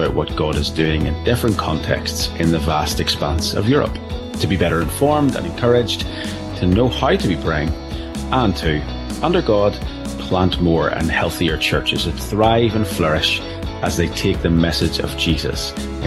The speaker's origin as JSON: {"language": "English", "country": "Ireland", "said": "as an Irishman"}